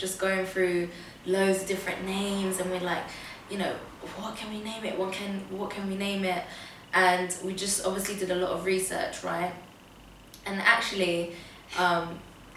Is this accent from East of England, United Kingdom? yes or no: no; London, United Kingdom; also born or lived in Portugal / Tottenham; how I grew up in Camden.